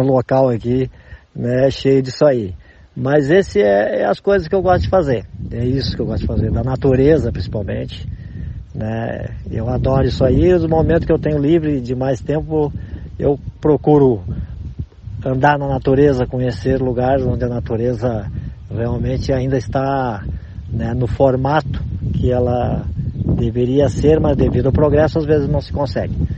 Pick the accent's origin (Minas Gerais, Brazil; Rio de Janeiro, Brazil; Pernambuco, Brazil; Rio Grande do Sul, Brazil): Rio Grande do Sul, Brazil; aqui no estado onde eu moro, onde nasci, no Rio Grande do Sul